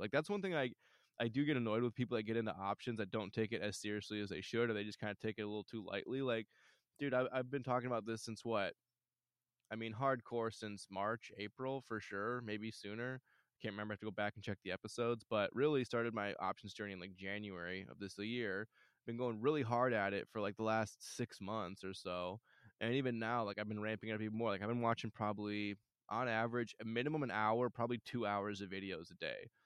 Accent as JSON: {"language": "English", "region": "Michigan", "country": "United States", "said": "I'm from Michigan"}